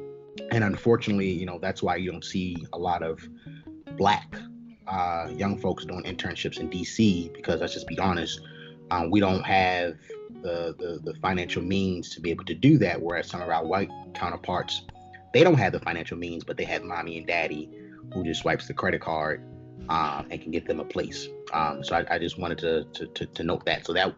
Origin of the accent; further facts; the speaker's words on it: Baltimore, Maryland, United States; born and raised in Baltimore. Park Heights area, born and raised there, still live in the Park Heights community. So that's my neighborhood that I represent, West Side Baltimore.